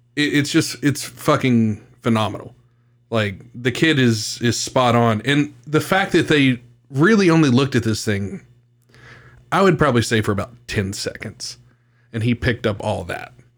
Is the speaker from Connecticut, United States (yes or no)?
no; West Virginia, United States; my home state of West Virginia